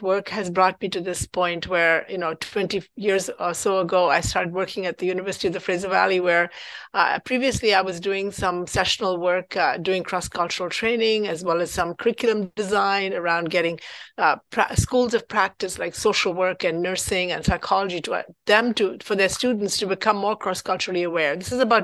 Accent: India; also born or lived in Abbotsford, Canada; now in Canada; I grew up in India, and so everybody was like me

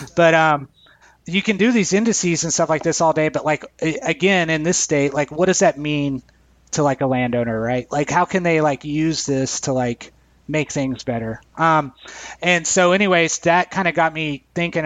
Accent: Edgewood, Texas, United States; my hometown is named Edgewood

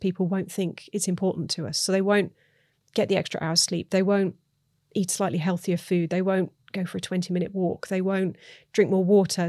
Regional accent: United Kingdom; I'm British

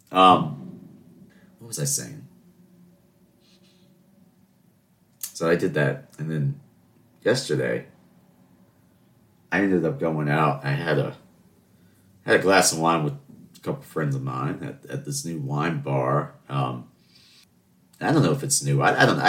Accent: Charleston, South Carolina, United States; I'm from Charleston.

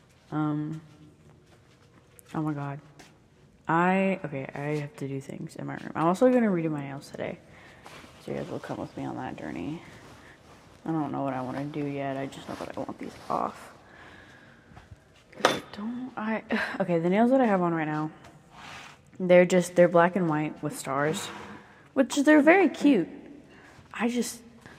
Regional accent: the South, United States; accent: southern; I just noticed my accent. There it is. It's not a negative thing to have a southern accent

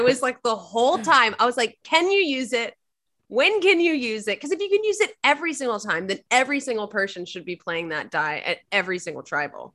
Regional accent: Virginia, United States; I'm from Virginia

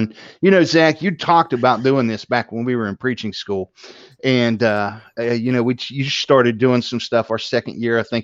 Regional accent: West Virginia, United States; born or raised there; accent: Southern Ohio; also born or lived in Southern Ohio

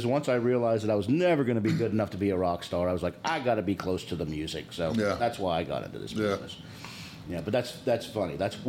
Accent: Pittsburgh, Pennsylvania, United States; now in Georgia, United States; Because I grew up in Pittsburgh, bro.

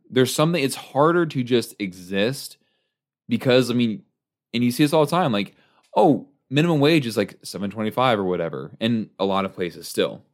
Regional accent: United States; growing up in the United States.

